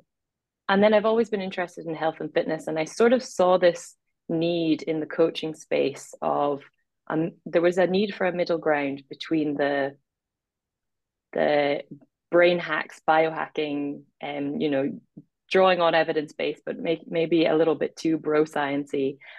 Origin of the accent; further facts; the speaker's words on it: Ireland; accent: mid-Atlantic; also born or lived in Scotland / Middle East; It's a mid-Atlantic accent. I was born in Scotland, and then I spent my first 10 years living in the Middle East, and I went to an international school, so that was just a weird foundation. And then I'm from Ireland.